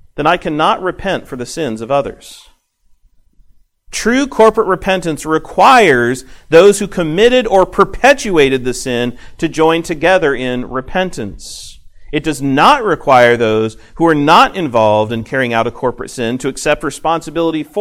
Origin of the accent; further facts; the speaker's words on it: United States; I am an American citizen